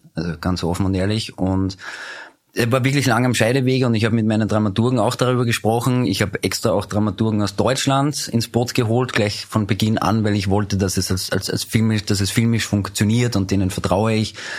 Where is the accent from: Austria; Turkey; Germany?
Austria; Upper Austria; moved away as an adult; now in Vienna, Austria; ich komme ursprünglich aus Oberösterreich, lebe seit 19 Jahren aber in Wien, bin nach dem Zivildienst nach Wien gezogen